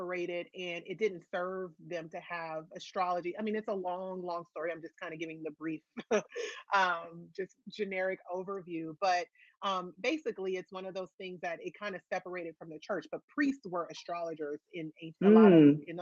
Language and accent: English; Los Angeles, California, United States; It is my hometown